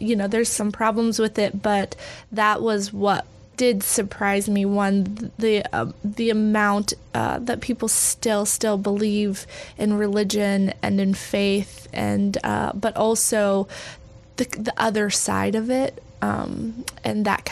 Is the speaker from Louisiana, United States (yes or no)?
no; Texas, United States; I grew up evangelical in Texas.